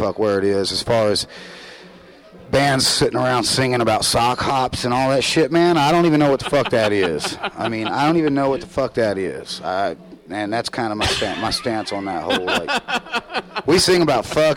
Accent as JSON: {"language": "English", "region": "the South", "country": "United States", "accent": "Southern", "said": "if you're from the South and you go to other areas of the country, like, they hear my accent"}